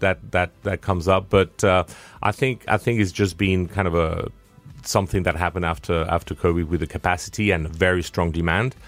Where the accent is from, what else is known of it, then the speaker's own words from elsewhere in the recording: Spain; accent: South African twang; also born or lived in France / United Kingdom; I'm a bit of a, of a mix. I'm Spanish, French, uh, and I have a very British name. I'm partly British